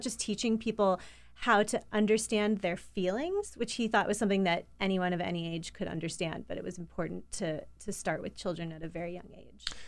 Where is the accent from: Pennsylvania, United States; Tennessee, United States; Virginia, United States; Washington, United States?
Pennsylvania, United States; Pittsburgh; moved away; I grew up in Pittsburgh, Pennsylvania